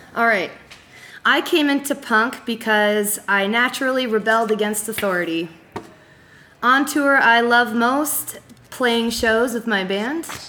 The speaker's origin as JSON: {"language": "English", "town": "Ajax", "region": "Ontario", "country": "Canada", "tie": "born or raised there", "said": "My hometown is Ajax, Ontario"}